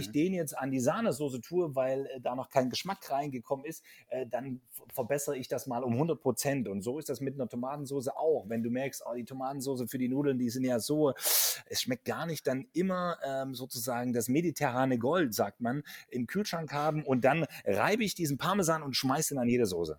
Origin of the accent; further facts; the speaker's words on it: Central Germany, Germany; bei uns in Mitteldeutschland